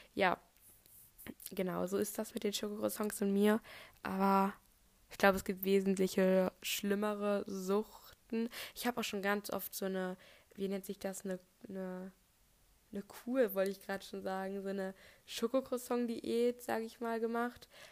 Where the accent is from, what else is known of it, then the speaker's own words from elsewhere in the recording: North Frisia, Schleswig-Holstein, Germany; also born or lived in Bremen; ich bin aber hier in Nordfriesland geboren